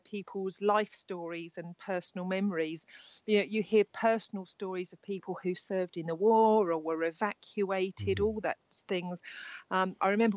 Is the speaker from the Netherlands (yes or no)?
no; Worthing, South East England, United Kingdom; I live in Worthing in West Sussex. I live down here. This is my hometown where I'm born and bred